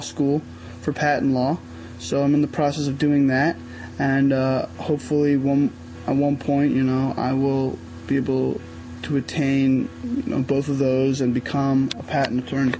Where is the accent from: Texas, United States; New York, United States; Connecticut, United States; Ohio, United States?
New York, United States; I'm from New York.